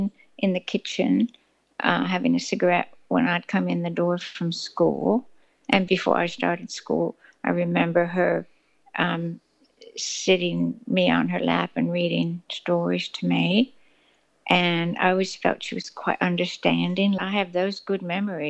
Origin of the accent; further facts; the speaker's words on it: Carlisle, Pennsylvania, United States; also born or lived in Washington State / Bronx, New York / Rye, New York; we went to a suburb of New York, a commuter suburb called Rye, and we were there between my ages about 4 and 9. Then we went to Carlisle, Pennsylvania